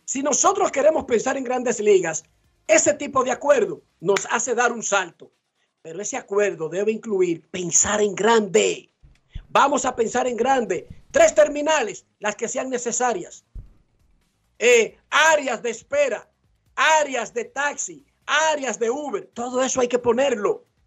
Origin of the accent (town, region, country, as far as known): Dominican Republic